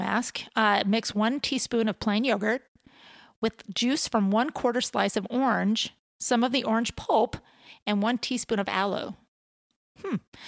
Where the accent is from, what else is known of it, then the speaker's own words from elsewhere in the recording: Huntington Beach, California, United States; I grew up in Huntington Beach